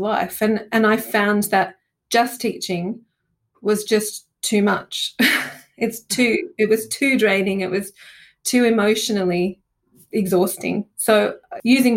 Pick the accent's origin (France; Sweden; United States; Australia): Australia; moved away as an adult; also born or lived in Italy; now in London, United Kingdom; being Australian and coming to the UK